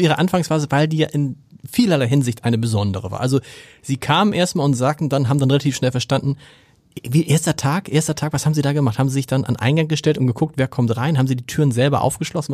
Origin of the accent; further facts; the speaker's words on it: Hamburg, Germany; dass man als Hamburger auch so eine Alsterhaus-Sozialisation hat